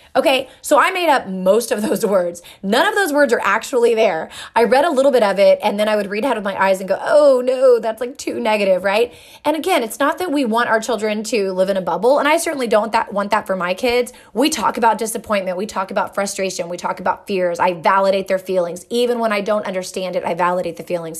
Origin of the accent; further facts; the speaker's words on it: England, United Kingdom; moved away; I grew up in England